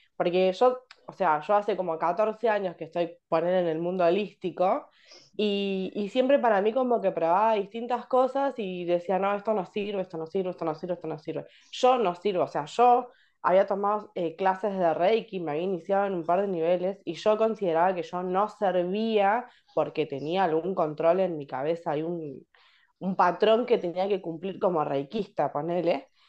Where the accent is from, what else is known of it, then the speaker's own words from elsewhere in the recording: Berisso, Buenos Aires Province, Argentina; yo soy de Berizo